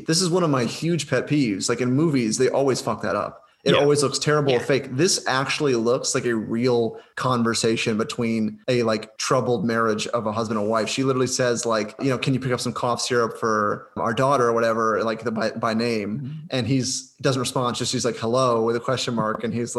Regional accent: Ohio, United States; I'm from Ohio.

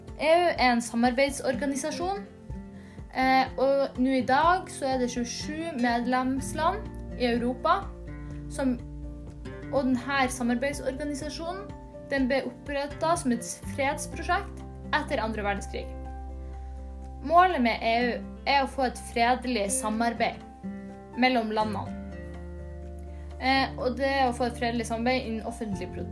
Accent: Nordland, Norway; der jeg kommer fra.

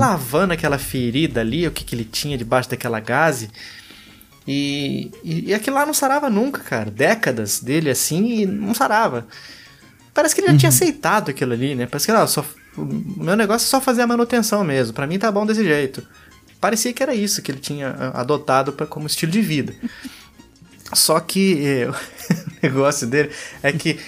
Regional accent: Pindamonhangaba, São Paulo, Brazil; isso aqui é de Pindamonhangaba, minha cidade natal, também interior de São Paulo

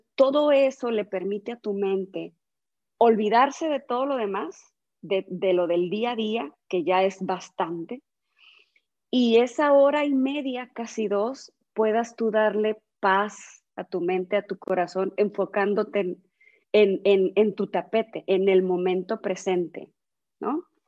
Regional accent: San Luis Río Colorado, Sonora, Mexico; also born or lived in Monterrey; nací aquí en San Luis Río, Colorado

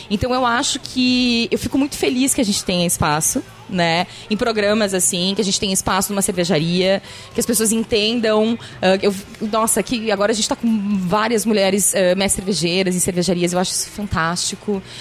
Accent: Passo Fundo, Rio Grande do Sul, Brazil; Eu diminuí, eu acho, um pouquinho. Mas quando eu vou pra Passo Fundo

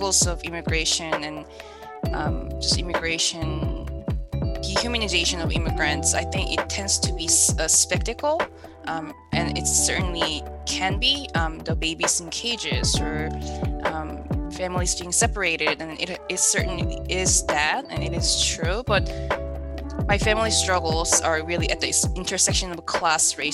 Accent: Gimhae, South Gyeongsang, South Korea; now in United States; I was born in South Korea and I grew up in a city called Gimhae, which is a small city near Busan

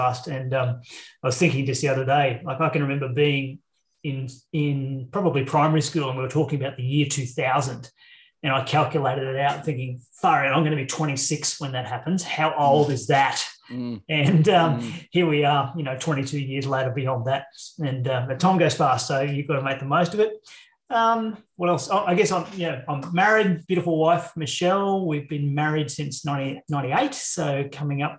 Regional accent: Queensland, Australia; also born or lived in Brisbane; I'm a Queenslander. So living in Brisbane now in central Queensland is home.

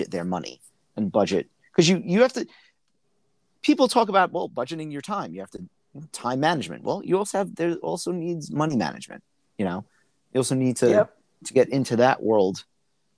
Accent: New York City, New York, United States; growing up in Brooklyn

